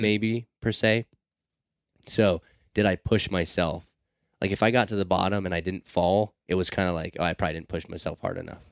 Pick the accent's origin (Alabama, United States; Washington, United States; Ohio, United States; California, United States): Washington, United States; Seattle; growing up in Seattle. I'm, I'm outside of Seattle, but still in the city